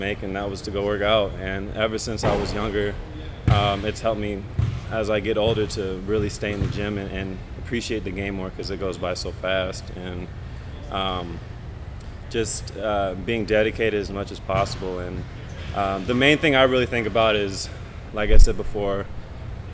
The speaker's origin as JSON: {"language": "English", "town": "Chino Hills", "region": "California", "country": "United States", "tie": "born or raised there", "also_born_or_lived": "Costa Mesa / La Verne / Arizona / China", "said": "high school, I actually grew up in Chino Hills"}